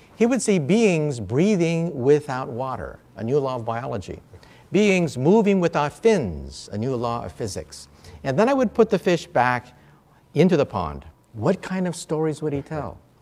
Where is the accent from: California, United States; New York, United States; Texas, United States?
California, United States; San Francisco; growing up in San Francisco area